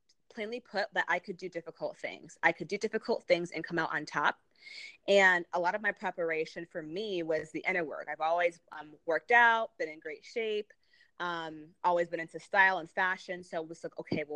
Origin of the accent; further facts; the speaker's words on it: New England, Massachusetts, United States; moved away as an adult; now in DMV (Washington, D.C. area), United States; I was had moved to the DMV from Massachusetts. I'm from New England originally